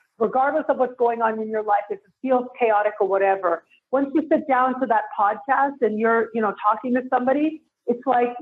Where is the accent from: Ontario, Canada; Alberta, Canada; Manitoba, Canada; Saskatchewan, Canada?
Ontario, Canada; Toronto; moved away as an adult; now in Mexico; I am born and raised in Toronto